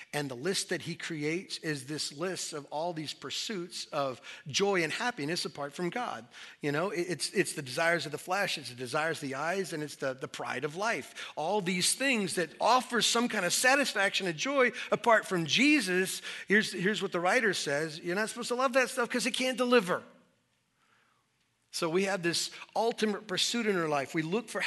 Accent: Southwest, United States; When I was a kid, I grew up in the Southwest.

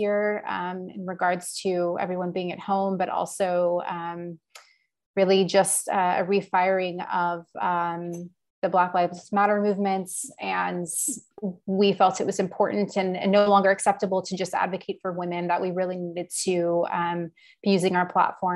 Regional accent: Houston, Texas, United States; also born or lived in San Francisco / Austin; I was actually born in San Francisco, but I grew up mostly in Houston, and then moved to Austin about 7.5 years ago.

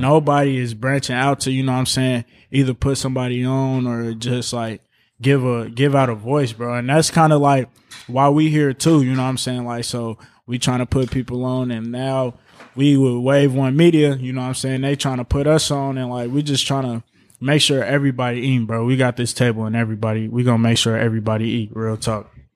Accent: Chicago, Illinois, United States; now in Indianapolis, United States; I'm from Chicago, Illinois

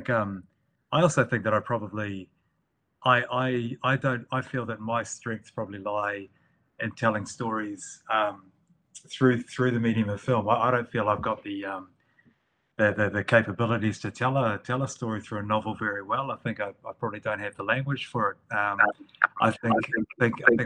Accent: Northland, New Zealand; the people that I grew up around in Northland, I lived in a rural area.

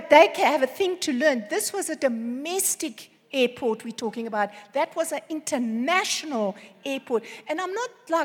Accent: Cape Town, Western Cape, South Africa; moved away; We are from Cape Town

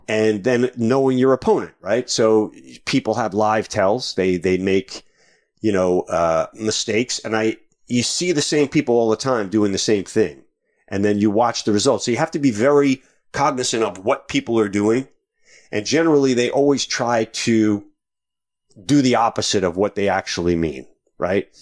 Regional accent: Long Island, New York, United States; Originally from New York, way out

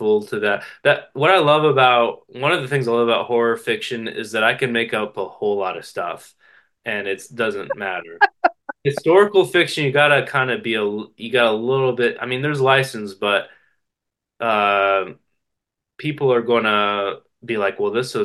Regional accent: West Virginia, United States; I come from West Virginia

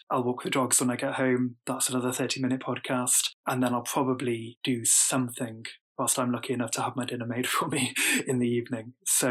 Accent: United Kingdom; as a British man

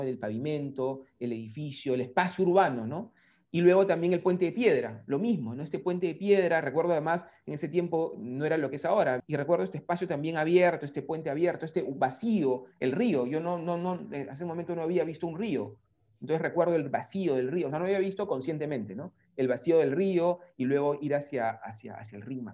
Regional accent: Lima, Peru; nuestra Lima, que es más gris

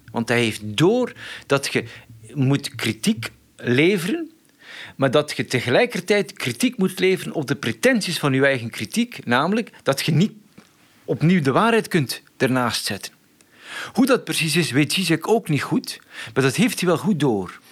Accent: Flanders, Belgium; ik kom uit Vlaanderen

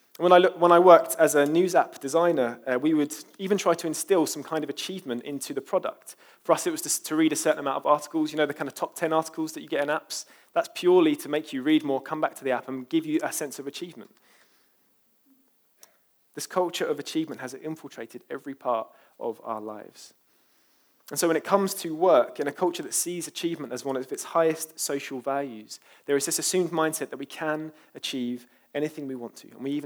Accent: London, United Kingdom; I'm from East London after all, so can't blame me.

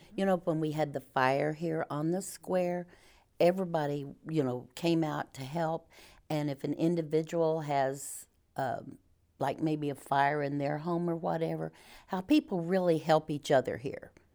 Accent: Mountain Grove, Missouri, United States; moved away as an adult; I grew up in Mountain Grove

